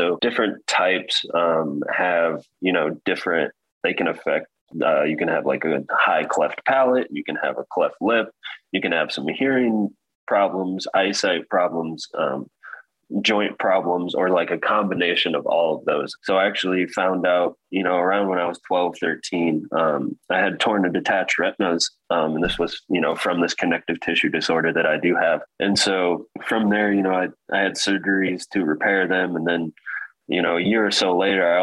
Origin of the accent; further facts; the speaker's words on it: Marion, Indiana, United States; also born or lived in Kentucky; now in Fort Wayne, United States; We kind of moved back and forth from Kentucky, Indianapolis, back to like Marion, Indiana, but actually spent most of my years growing up in Marion, Indiana.